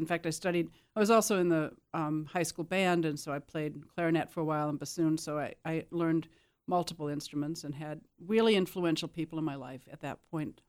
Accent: Burlington, Wisconsin, United States; born there; I was born in Burlington, Wisconsin, in the southeast corner, now almost a suburb of Milwaukee.

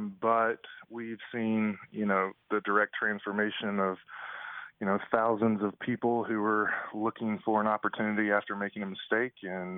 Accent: Birmingham, Alabama, United States; moved away; So I was born and raised in Birmingham, Alabama. Did my schooling at the University of Alabama

